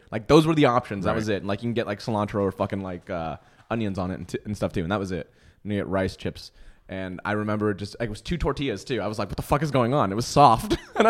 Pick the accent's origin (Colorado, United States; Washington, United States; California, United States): California, United States; Los Angeles; I grew up